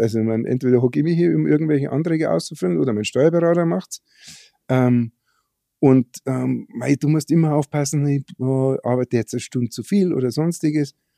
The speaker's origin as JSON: {"language": "German", "country": "Germany", "said": "bei uns in Deutschland"}